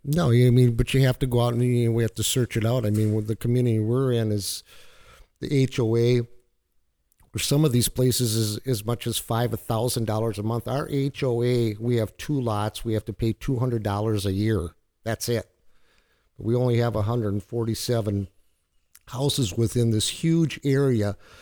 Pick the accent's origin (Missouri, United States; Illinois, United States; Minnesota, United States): Minnesota, United States; moved away as an adult; now in Florida, United States; I'm a fisherman from Minnesota